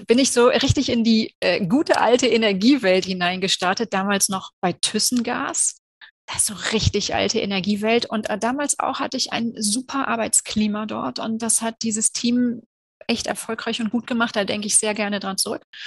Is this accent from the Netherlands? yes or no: no; Cologne, North Rhine-Westphalia, Germany; bin ich in Köln geboren, ich lebe in Köln und ich arbeite in Köln